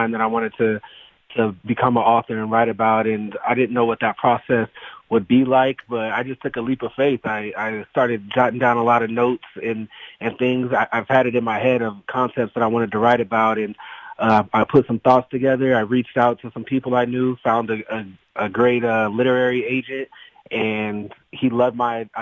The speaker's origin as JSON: {"language": "English", "area": "Phoenix", "region": "Arizona", "country": "United States", "tie": "born or raised there", "said": "now I'm going into my eighth year playing in my hometown"}